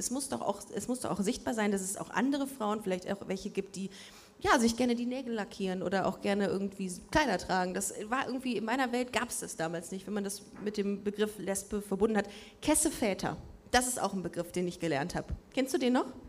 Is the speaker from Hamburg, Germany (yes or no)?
no; Düsseldorf, North Rhine-Westphalia, Germany; now in Cologne, Germany; Wir sind beide in Düsseldorf aufgewachsen bist, auch mit Stolz da aufgewachsen